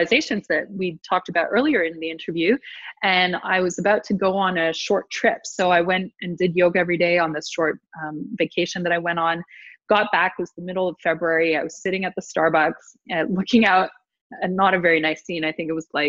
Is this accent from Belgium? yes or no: no; Ottawa, Ontario, Canada; moved away; I'm from Ottawa